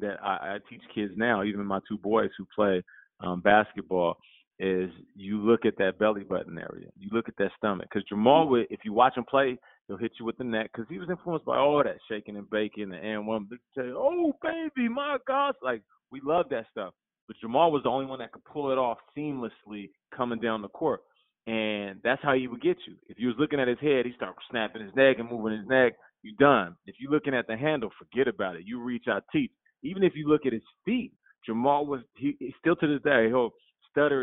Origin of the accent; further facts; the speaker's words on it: Seattle, Washington, United States; moved away; also born or lived in Calgary, Alberta, Canada / California; I was raised in Seattle